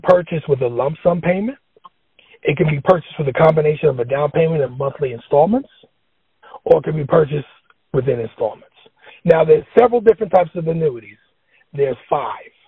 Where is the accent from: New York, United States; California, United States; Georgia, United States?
New York, United States; New York City; When I was growing up in the Bronx